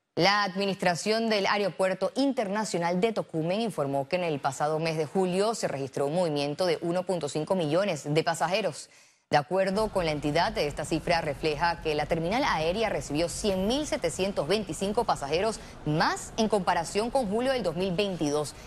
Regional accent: Costa Rica; lo digo yo como costarricense

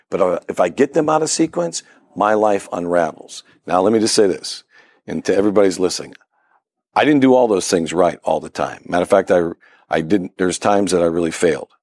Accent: Ripley, New York, United States; moved away as an adult; now in Pittsburgh, United States; my hometown, believe it or not, Ripley, New York.

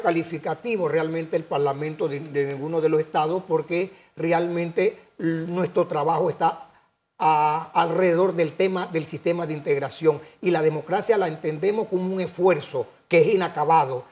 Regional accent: Panama

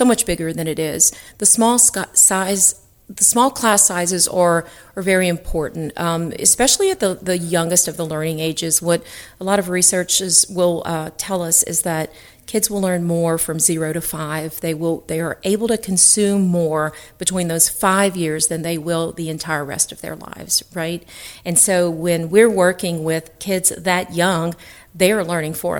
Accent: South Louisiana, United States; people who were born and raised in South Louisiana

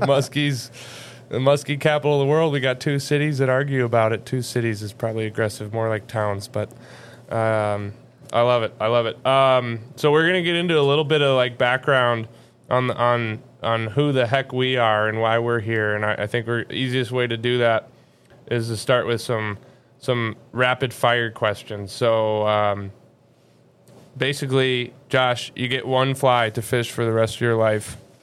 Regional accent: Wisconsin, United States; We're both from Wisconsin

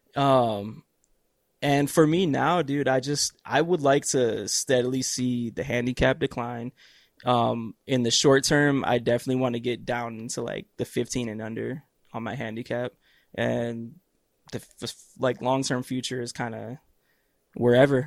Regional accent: Cleveland, Ohio, United States; Cleveland, Ohio, where I'm from.

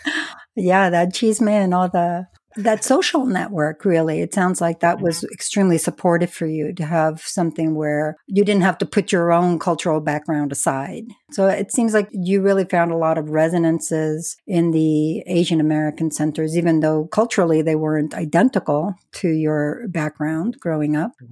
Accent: New York City, New York, United States; now in New Mexico, United States; I'm actually from the New York City area

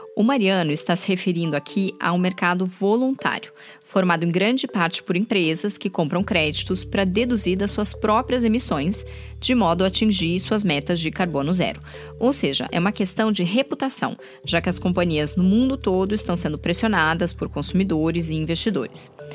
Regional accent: Brazil; now in Berlin, Germany; eu sou brasileira

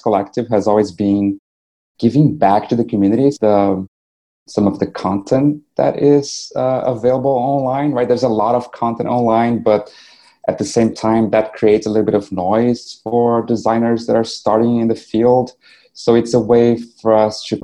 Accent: Brazil; first language Portuguese; English is a second language; moved away as an adult; now in New York, United States; I started using my blog as a way to translate what I was learning to my fellow Brazilian designers

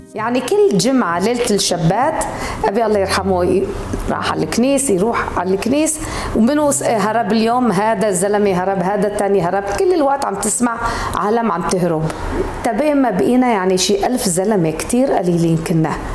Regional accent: Aleppo, Aleppo Governorate, Syria; moved away; جيت من حلب

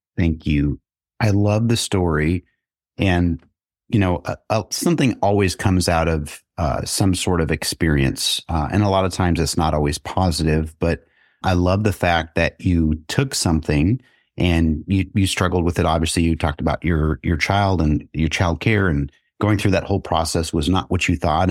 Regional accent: Kansas City, United States; I'm back in my hometown of Kansas City

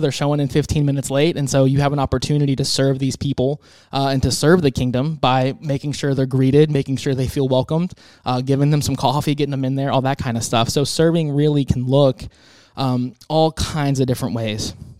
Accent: Tampa, Florida, United States; now in Texas, United States; I'm from Tampa originally

